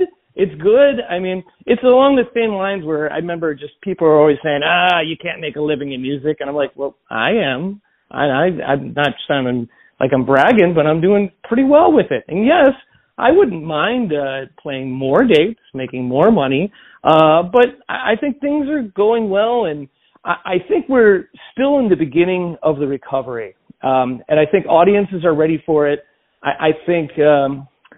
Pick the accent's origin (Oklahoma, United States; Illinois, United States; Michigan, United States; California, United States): Illinois, United States; Joliet; my hometown of Joliet